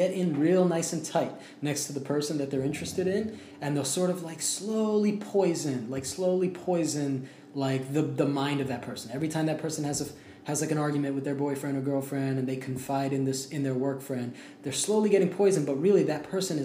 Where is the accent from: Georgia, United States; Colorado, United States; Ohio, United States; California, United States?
Ohio, United States; moved away; move to my hometown. You know what I mean? Like, back to Ohio